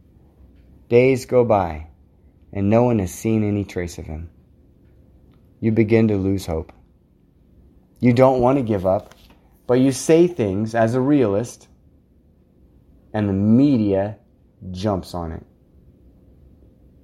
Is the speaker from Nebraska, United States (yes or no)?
yes; Scotts Bluff County, Nebraska, United States; This is my hometown, you guys. This is my home county